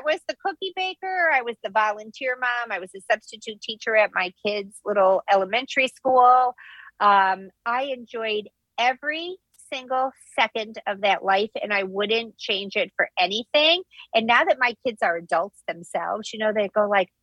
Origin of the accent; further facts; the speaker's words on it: Midwest, United States; now in New Jersey, United States; I'm a New Jersey resident, born and raised in the Midwest, but transplanted here to the East Coast.